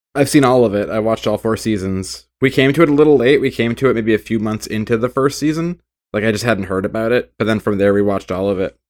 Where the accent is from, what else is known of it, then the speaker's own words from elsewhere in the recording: United States; I am American